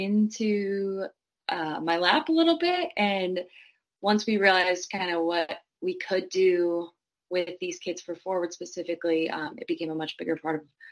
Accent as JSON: {"language": "English", "town": "Green Bay", "region": "Wisconsin", "country": "United States", "said": "I grew up watching American football. I'm from Green Bay, Wisconsin"}